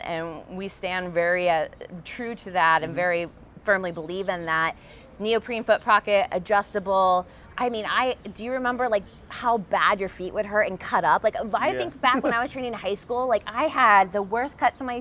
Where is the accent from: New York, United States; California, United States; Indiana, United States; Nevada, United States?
California, United States; Southern; also born or lived in Ann Arbor, Michigan; This is the first one really outside of my hometown